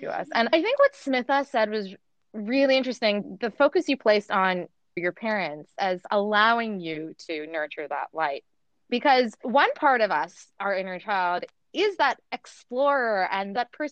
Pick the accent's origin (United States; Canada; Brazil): Canada; Toronto, Ontario; also born or lived in Dubai; I grew up in Canada after I moved to Toronto from Dubai. I was 6 years old